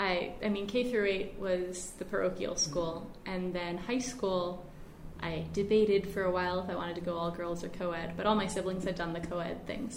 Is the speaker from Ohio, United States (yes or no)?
yes; Cleveland, Ohio, United States; moved away as an adult; now in Charlottesville, United States; I'm one of five kids growing up in the Cleveland area.